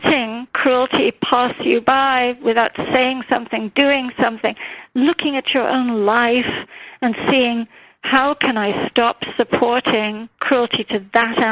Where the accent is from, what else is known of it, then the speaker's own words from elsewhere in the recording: India; moved away; growing up in India